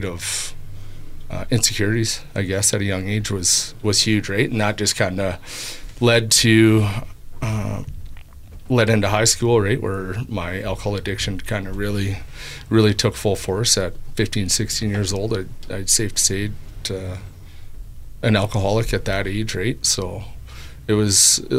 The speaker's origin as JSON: {"language": "English", "town": "Brooks", "region": "Alberta", "country": "Canada", "tie": "born or raised there", "said": "growing up in Brooks"}